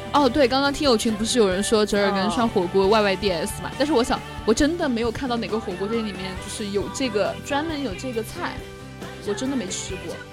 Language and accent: Chinese; Sichuan, China; 虽然说我是四川人啊